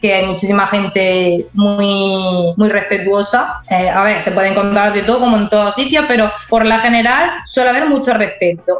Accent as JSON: {"language": "Spanish", "country": "Spain", "said": "nosotros somos de España"}